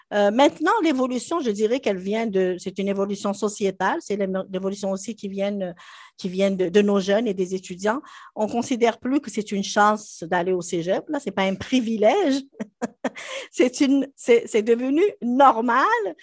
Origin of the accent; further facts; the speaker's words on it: Algeria; moved away as an adult; also born or lived in France; now in Quebec, Canada; J'avais déjà enseigné autant dans mon pays d'origine, en Algérie euh, qu'en France